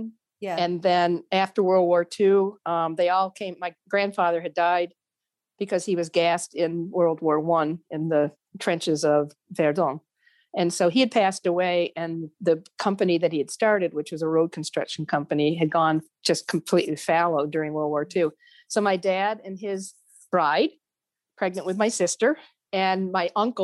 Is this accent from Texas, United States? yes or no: no; New York, United States; moved away; also born or lived in Virginia; I was moving back to New York State. And I moved in the summer of 2019, and I've been here ever since.